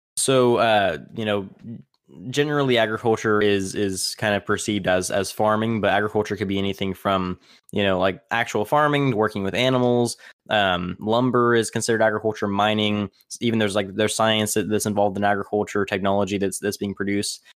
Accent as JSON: {"language": "English", "town": "Tipton", "region": "California", "country": "United States", "tie": "born or raised there", "also_born_or_lived": "Tulare", "said": "my, uh, hometown, or actually where, where I grew up for, for most of my childhood is a city in, in California that's also called Tipton"}